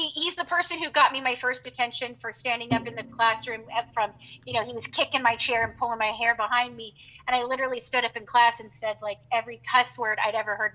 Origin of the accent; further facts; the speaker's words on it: California, United States; moved away; I grew up in California.